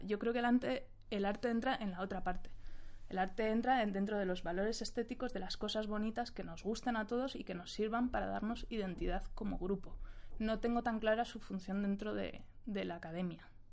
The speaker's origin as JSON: {"language": "Spanish", "country": "Spain", "said": "nosotros como sociedad española"}